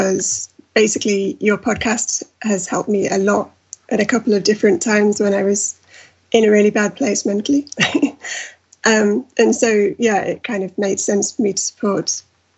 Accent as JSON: {"language": "English", "region": "North East England", "country": "United Kingdom", "moved": "yes", "lives_now": "Manchester, United Kingdom", "said": "I'm actually from the Northeast and I'm in the Northwest"}